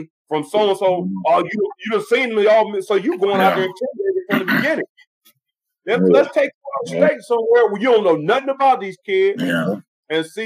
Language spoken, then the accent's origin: English; Midwest, United States; moved away; I'm from the Midwest